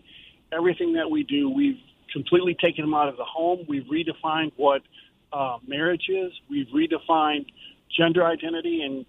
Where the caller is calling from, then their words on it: Jacksonville, Florida, United States; From Jacksonville.